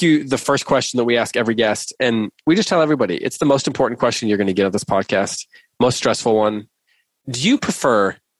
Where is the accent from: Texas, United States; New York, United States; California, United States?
Texas, United States; Being a Texan